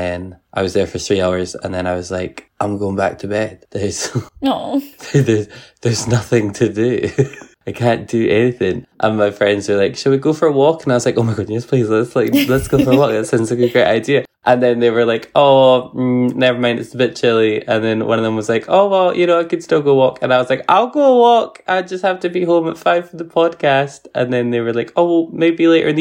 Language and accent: English; Fife, Scotland, United Kingdom; accent: Fife; my Fife accent